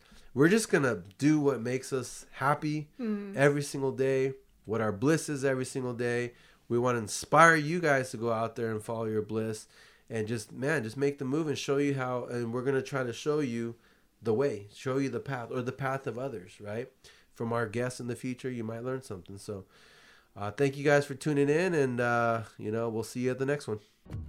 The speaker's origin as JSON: {"language": "English", "region": "California", "country": "United States", "tie": "born or raised there", "said": "I grew up in California, Bay Area, lived too. In Southern California."}